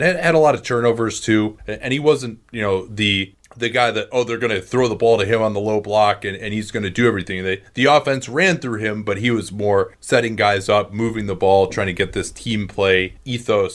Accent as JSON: {"language": "English", "town": "Chicago", "region": "Illinois", "country": "United States", "tie": "born or raised there", "moved": "yes", "said": "growing up in Chicago"}